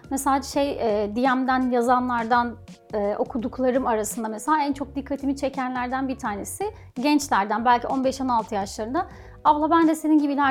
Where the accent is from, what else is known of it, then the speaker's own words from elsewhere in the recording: Thrace, Turkey; Bir de tabii Trakyalıyım. Bur yani burada doğdum ve büyüdüm. O yüzden hani insanları falan çok daha sıcak geliyor bana.